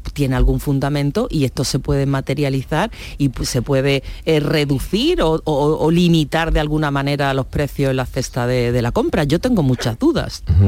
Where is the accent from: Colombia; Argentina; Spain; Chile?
Spain; Churriana de la Vega, Andalusia; en mi pueblo, en Churriana de la Vega, en Granada